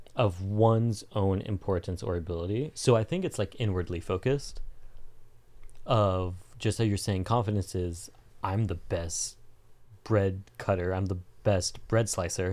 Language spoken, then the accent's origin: English; Southern California, United States; also born or lived in Colombia; born and raised in Southern California until I wasn't living in Southern California.